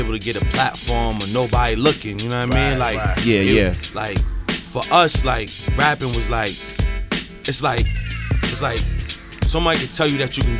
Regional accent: Syracuse, New York, United States; moved away as an adult; now in Buffalo, United States; I'm from Syracuse

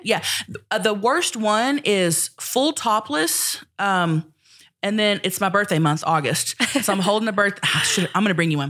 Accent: Thackerville, Oklahoma, United States; I'm from Thackerville, Oklahoma.

